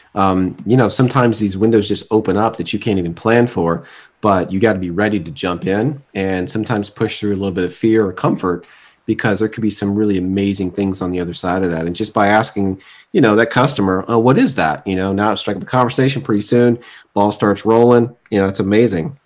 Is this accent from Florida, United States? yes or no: yes; Fort Lauderdale, Florida, United States; moved away; also born or lived in Atlanta, Georgia; growing up in South Florida, but we we lived in two different areas while we were down there